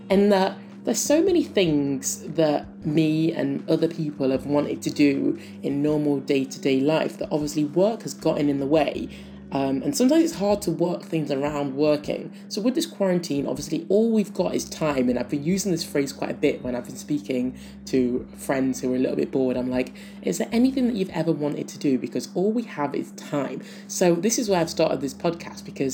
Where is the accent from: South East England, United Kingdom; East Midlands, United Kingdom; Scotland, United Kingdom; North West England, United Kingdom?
East Midlands, United Kingdom; Nottingham; moved away as an adult; now in New Zealand; I'm from Nottingham in the UK, and I do miss home, I do.